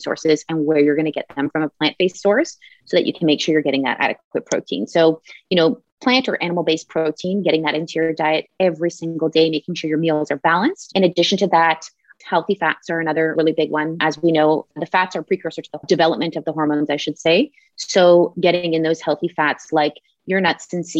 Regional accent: Canada; we both live in the same city. We're Canadian

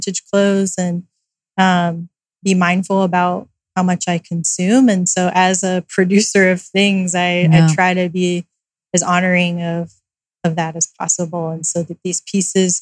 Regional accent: California, United States; also born or lived in Raleigh, North Carolina / New York; growing up in California

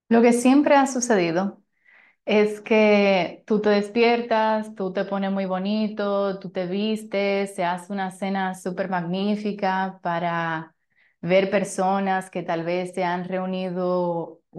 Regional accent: Italy; Como saben, soy italiana

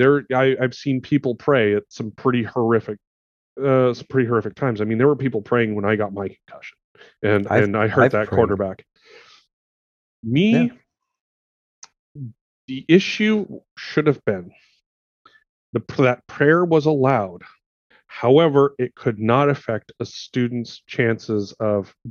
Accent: Montana, United States; I grew up in the quote-unquote Bible Belt of Montana. You know, I grew up in a very rural

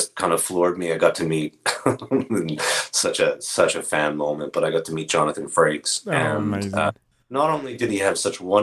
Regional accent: Canada; being Canadian

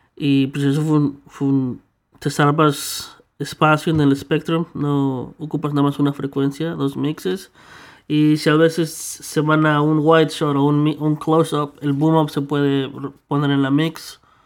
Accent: Mexico; now in Canada; yo crecí en México

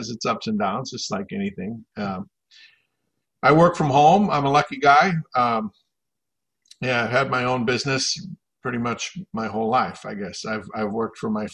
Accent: Minnesota, United States; I was born and raised here in Minnesota

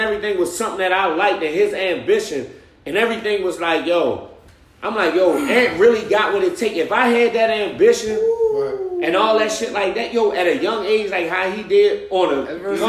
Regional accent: Baltimore, Maryland, United States; also born or lived in Atlanta; So if I'm coming from West Baltimore

